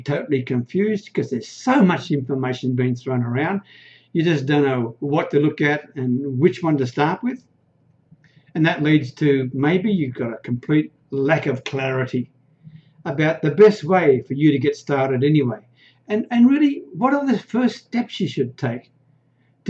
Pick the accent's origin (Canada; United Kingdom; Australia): Australia; accent: Australian; now in Thailand; I'm an Aussie. You can probably hear that from the accent, right? But I live in a remote little Thai village way up near the Cambodian border.